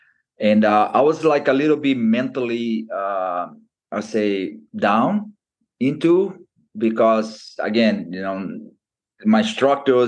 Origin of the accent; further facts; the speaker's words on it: Brazil; English is a second language; moved away as an adult; now in California, United States; from Brazil